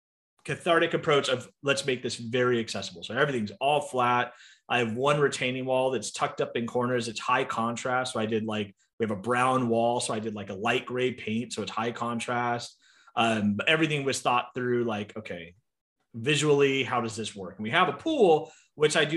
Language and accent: English; San Diego, California, United States; moved away as an adult; now in Phoenix, United States; I born and raised in San Diego.